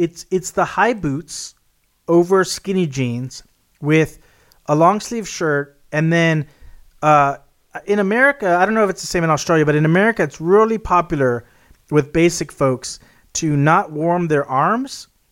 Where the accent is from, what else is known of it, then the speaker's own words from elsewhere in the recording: Texas, United States; my home state in Texas